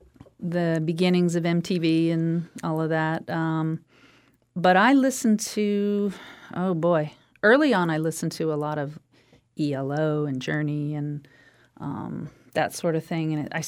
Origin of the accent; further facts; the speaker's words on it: Florida, United States; Yeah, I grew up on the Florida-Alabama border. Perdido River in the Perdido Bay area is the border between there. So like Sarah Palin could see Alaska, I could see Alabama.